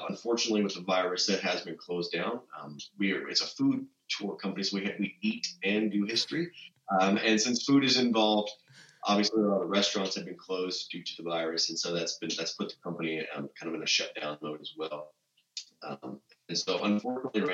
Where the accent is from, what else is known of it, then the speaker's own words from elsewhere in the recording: Mount Juliet, Tennessee, United States; also born or lived in Nashville, Tennessee; the town that I grew up in Mount Juliet, which is, again, one of the suburbs here of Nashville.